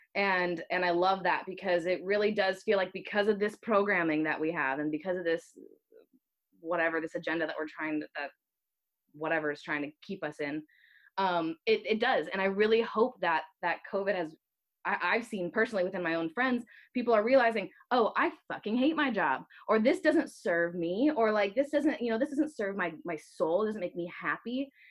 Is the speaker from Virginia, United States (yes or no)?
yes; Northern Virginia, United States; now in California, United States; My family we lived close. We were in Northern Virginia, so we were close enough to Maryland and DC.